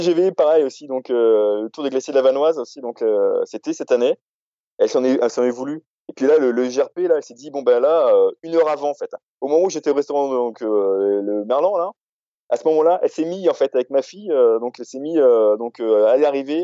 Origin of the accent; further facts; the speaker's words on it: Réunion; moved away; j'ai grandi, donc, à La Réunion.